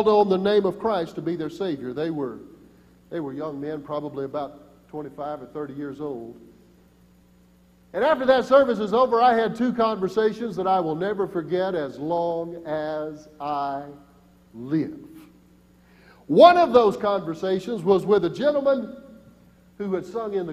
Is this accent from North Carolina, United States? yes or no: no; Michie, Tennessee, United States; moved away; also born or lived in Booneville, Mississippi / Columbus, Mississippi; I am from Mickey, Tennessee, and there are 350 people who live in Mickey, Tennessee, and I know every single one of them